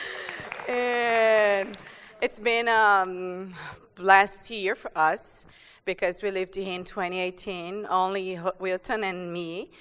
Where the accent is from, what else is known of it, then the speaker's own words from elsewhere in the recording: Brazil; moved away as an adult; We are from Brazil.